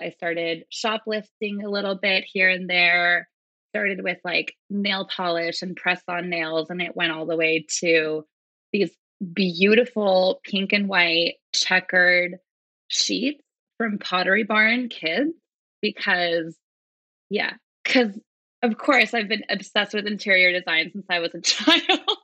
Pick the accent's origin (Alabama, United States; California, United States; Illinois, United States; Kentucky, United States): California, United States; Manhattan Beach; I was born and raised in Manhattan Beach, California.